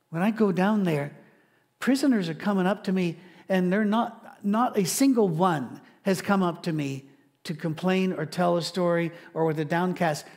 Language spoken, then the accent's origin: English; Scotland, United Kingdom; I'm Scottish